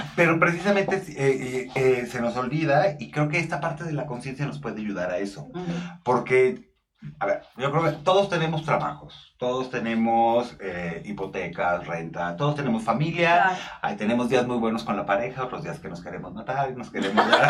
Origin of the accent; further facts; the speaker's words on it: northern Mexico, Mexico; now in Mexico City, Mexico; soy norteño